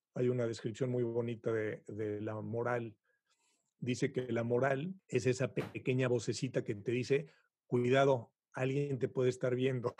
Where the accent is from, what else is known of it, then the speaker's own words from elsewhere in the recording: Mexico; moved away as an adult; now in Montreal, Canada; yo, como buen mexicano, pues he pasado por todas las circunstancias típicas